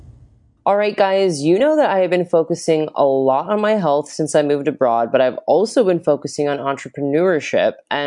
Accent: Florida, United States; now in Australia; I'm from Florida. So I grew up in the States as well.

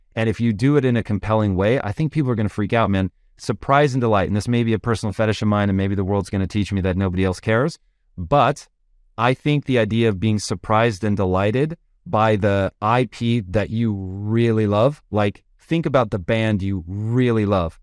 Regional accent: Tacoma, Washington, United States; I grew up in Tacoma, Washington

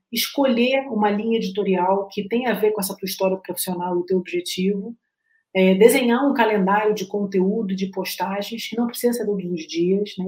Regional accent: Rio de Janeiro, Brazil; now in Curitiba, Brazil; eu sou carioca

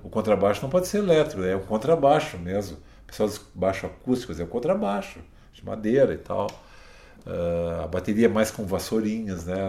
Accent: Brazil; eu como músico, como brasileiro

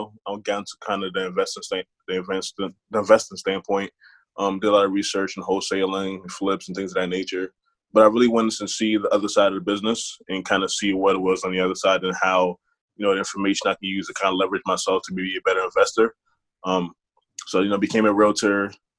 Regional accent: Harrisburg, Pennsylvania, United States; Harrisburg, PA.

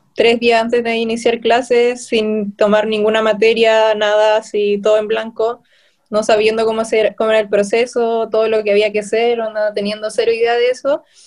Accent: Chile; also born or lived in Viña del Mar; soy de Chile, vivo en Viña del Mar

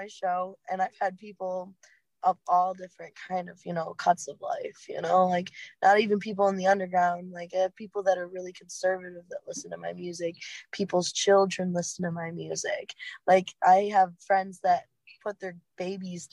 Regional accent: Muskegon area, Michigan, United States; Rothbury is for Electric Forest? It's okay, literally right outside my hometown

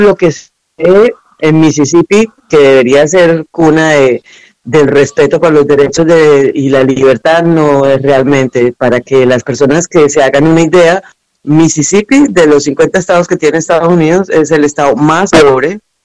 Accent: Cúcuta, Norte de Santander, Colombia; moved away; also born or lived in Venezuela; Yo soy de Colombia, de una parte que es en la frontera con Venezuela, se llama Cúcuta

